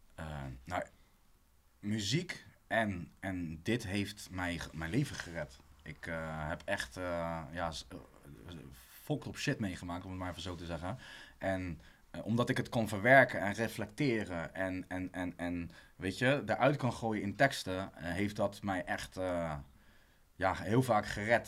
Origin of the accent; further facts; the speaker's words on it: Rotterdam, South Holland, Netherlands; also born or lived in Amersfoort; Ik ben geboren en getogen in Rotterdam